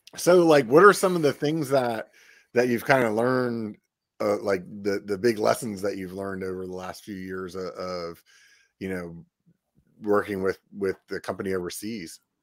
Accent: Pennsylvania, United States; now in California, United States; from Pennsylvania originally

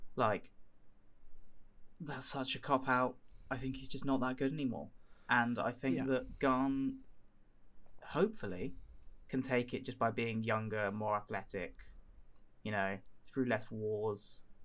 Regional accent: United Kingdom; as a British citizen

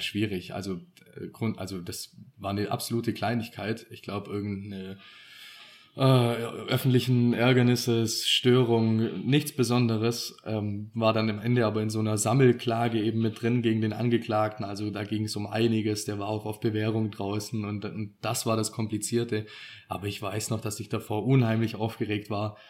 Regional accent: Swabia, Germany; wir sind ja auch Schwabe

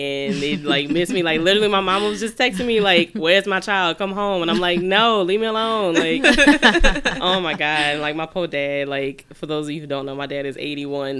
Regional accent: New Orleans, Louisiana, United States; moved away as an adult; now in Brooklyn, United States; I'm from New Orleans, Louisiana, NOLA baby, and I've recently relocated to Brooklyn about 4 months ago

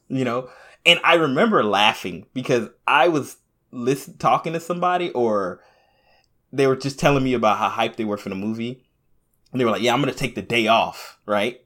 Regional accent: Jamaica; I'm Jamaican, so I'm by way of Africa

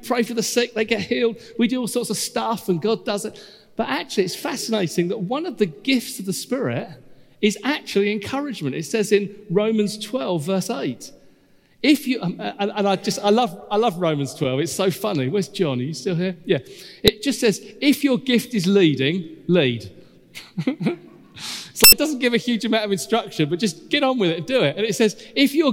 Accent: United Kingdom; we're British

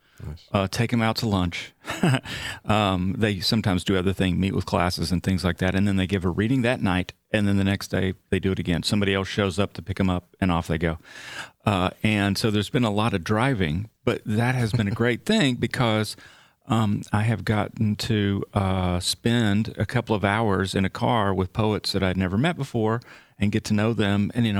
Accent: Texarkana, Texas, United States; Yeah, I'm from Northeast Texas. My family are from little farm towns around Paris, Texas, just like in the movie, the Wim Wenders movie.

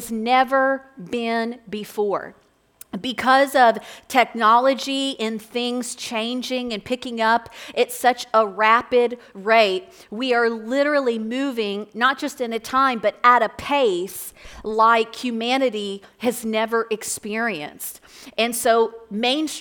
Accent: Florence, Kentucky, United States; I'm from Northern Kentucky. I grew up right here in Florence.

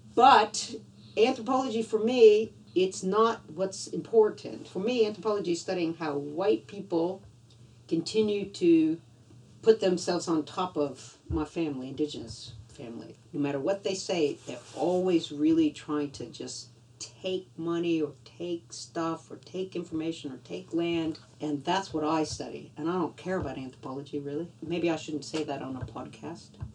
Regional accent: Louisiana, United States; now in Australia; I grew up in Louisiana, you know, outdoors

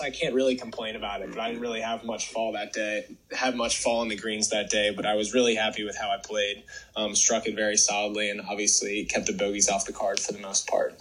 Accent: Atlanta, Georgia, United States; I'm from Atlanta, and my home course growing up was called uh, Chastain Park Golf Course

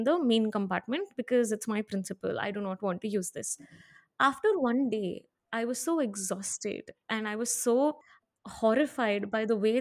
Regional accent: Hyderabad, Telangana, India; I grew up in Hyderabad

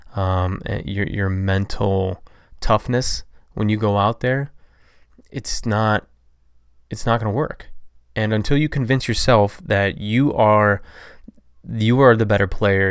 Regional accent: Toledo, Ohio, United States; I am from Toledo, Ohio, which is about four hours east of Chicago.

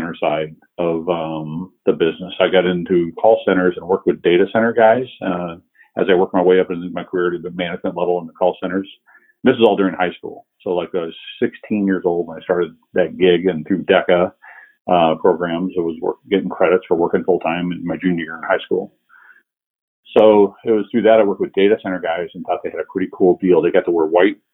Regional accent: Omaha, Nebraska, United States; I was born and raised in Omaha, Nebraska

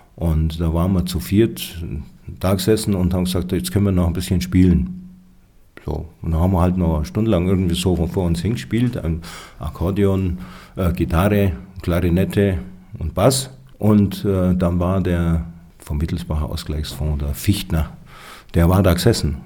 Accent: Schwangau, Bavaria, Germany; also born or lived in Roth bei Nürnberg; Schwangauer stimmt nur halb. Ja, ich bin zwar hier aufgewachsen, aber ich bin nicht hier geboren

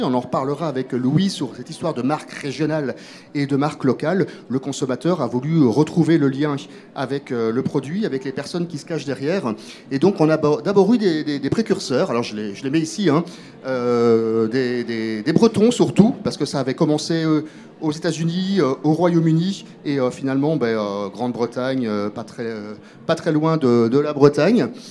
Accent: Belgium; moi je suis belge

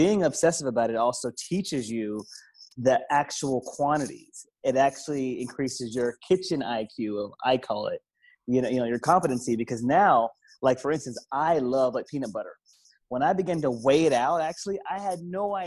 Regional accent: the South, United States; also born or lived in Philadelphia, Pennsylvania; I'm from the South. I live in the South. I was born in Philly, but live in the South. So I grew up with good flavor

